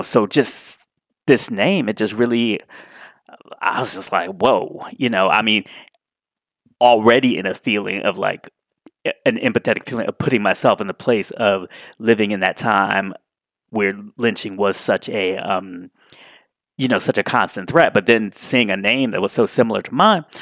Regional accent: Washington, District of Columbia, United States; Washington, D C, my hometown

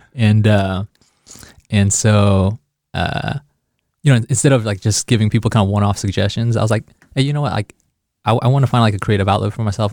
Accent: Kansas City, Missouri, United States; moved away as an adult; now in Chicago, United States; I grew up in Kansas City

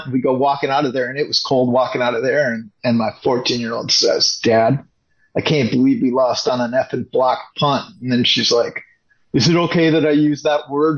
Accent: River Falls, Wisconsin, United States; I grew up in River Falls, which is across the state, right in Wisconsin

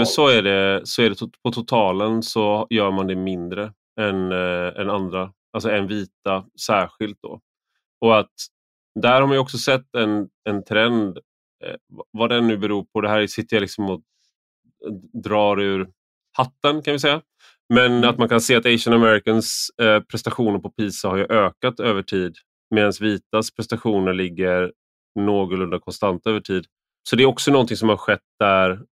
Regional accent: Sweden; jag är en svensk vuxen

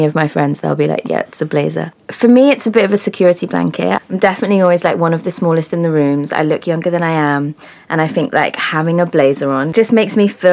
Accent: Clevedon, South West England, United Kingdom; moved away as an adult; also born or lived in Bristol / Brighton; I was born in Bristol, and then I moved to Clevedon, which is a small kind of seaside town about 20, 30 minutes outside of Bristol at around 7. And then I was there until I was 18

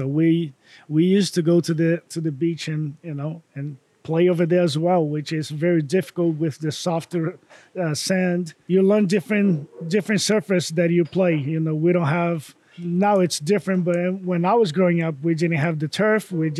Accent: Bahia, Brazil; English is a second language; moved away as an adult; also born or lived in Miami, Florida / Maryville, Tennessee; now in Knoxville, United States; growing up in Brazil, it's very similar for, you know, every country in South America.

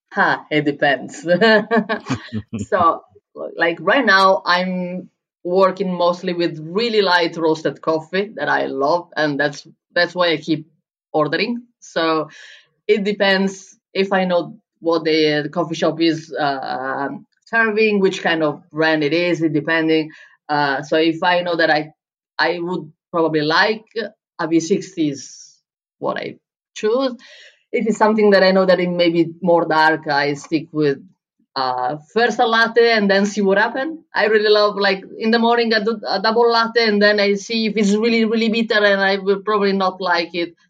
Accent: Bologna, Emilia-Romagna, Italy; first language Italian; English is a second language; moved away as an adult; also born or lived in Berlin, Germany; now in Lisbon, Portugal; in Italy, in Bologna, in my hometown

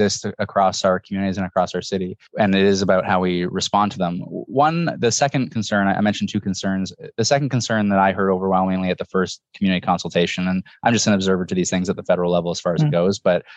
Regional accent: Toronto, Ontario, Canada; I grew up in the East End in what they now call the Upper Beaches, but it wasn't called that when I was living there.

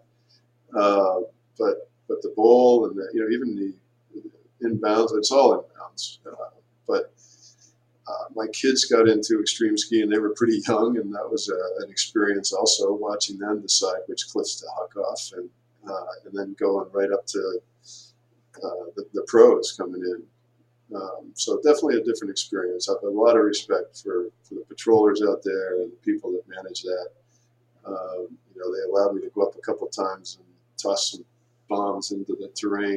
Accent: Pennsylvania, United States; also born or lived in Tahoe / Sunday River, Maine; now in Windham, United States; I grew up in Pennsylvania

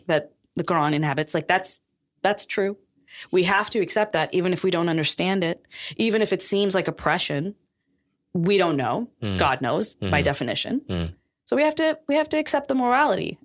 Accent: Pakistan; now in United States; I grew up in Pakistan

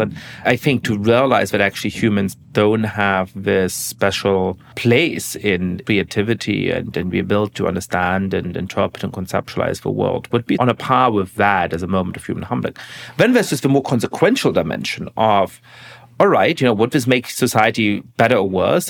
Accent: Germany; moved away; growing up in Germany

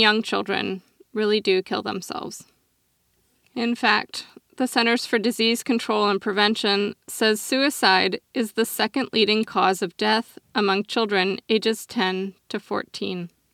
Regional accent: Oregon, United States; my home state of Oregon

